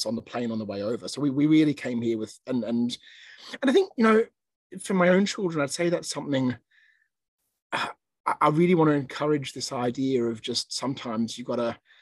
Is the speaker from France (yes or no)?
no; Australia; moved away as an adult; now in Hong Kong; we worked for a year in Australia, where I grew up